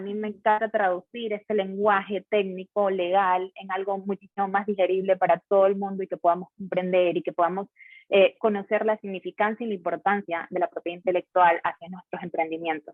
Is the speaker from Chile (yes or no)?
no; Guayaquil, Guayas, Ecuador; yo soy de Guayaquil, entonces estaba acá en la regional de Guayaquil